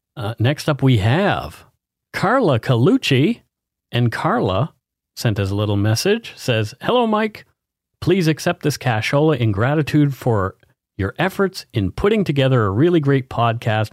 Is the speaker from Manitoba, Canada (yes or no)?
no; Bridgewater, Nova Scotia, Canada; I grew up in Bridgewater, Nova Scotia.